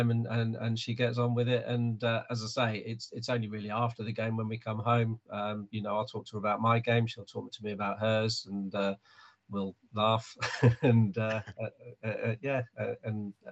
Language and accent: English; Hanover, Lower Saxony, Germany; born there; moved away; also born or lived in Cyprus; I was born in Hanover in Germany. I, my dad was in the army, so uh, yeah, I moved around a lot.